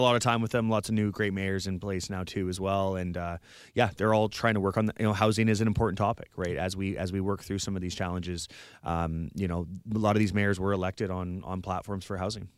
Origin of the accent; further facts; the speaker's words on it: Vernon, British Columbia, Canada; moved away as an adult; now in Victoria, Canada; I grew up in the Okanagan